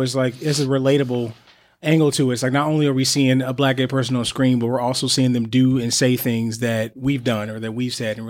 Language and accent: English; Pontiac, Michigan, United States; now in New York City, United States; I grew up in Michigan. That's why too? I mean, I had a reaction when you said Detroit. I grew up in Pontiac.